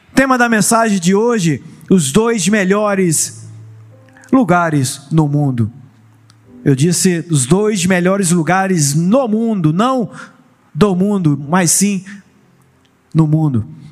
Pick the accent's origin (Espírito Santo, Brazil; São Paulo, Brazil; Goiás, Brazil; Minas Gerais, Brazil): Espírito Santo, Brazil; Vila Velha; now in Cabo Frio, Brazil; eu não sou de Cabo Frio, eu não sou do Rio de Janeiro, eu sou lá da bela Vila Velha, Espírito Santo